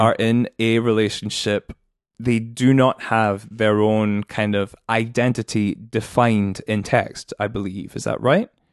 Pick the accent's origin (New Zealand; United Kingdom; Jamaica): United Kingdom; as a British person